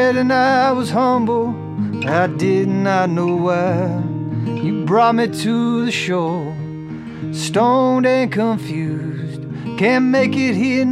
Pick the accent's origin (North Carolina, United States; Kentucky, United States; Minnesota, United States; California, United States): Kentucky, United States; moved away; also born or lived in Nashville / Los Angeles; I grew up in Kentucky